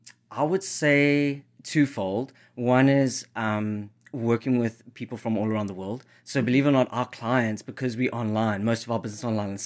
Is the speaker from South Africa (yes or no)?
yes; South Africa; So it's actually a Zulu word from where I'm from South Africa. So okay. I wanted to bring some of my South African heritage into the brand.